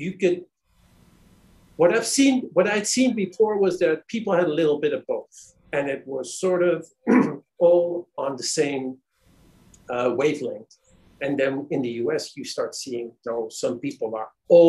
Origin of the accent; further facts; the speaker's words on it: D.C., Virginia / Washington, United States; also born or lived in Netherlands; now in Trinidad and Tobago; We lived in Virginia, but I went to school in D.C. Most of my life was in D.C., and we just lived across the border in Virginia.